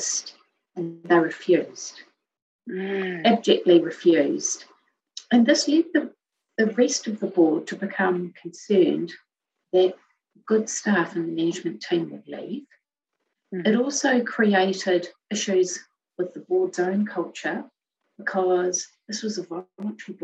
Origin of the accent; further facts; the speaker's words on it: Melbourne, Victoria, Australia; moved away as an adult; also born or lived in Hamilton, New Zealand; now in New Zealand; we originally started out in New Zealand in a city called Hamilton. And then we moved across to Melbourne.